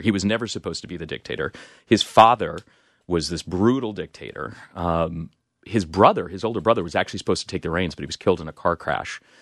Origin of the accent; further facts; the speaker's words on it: Salt Lake City, Utah, United States; moved away; my hometown, Salt Lake City